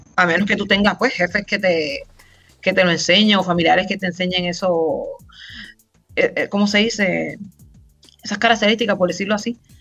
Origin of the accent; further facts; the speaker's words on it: Río Grande, Puerto Rico; moved away as an adult; Puertorriqueña, nacida y criada en Puerto Rico, Duro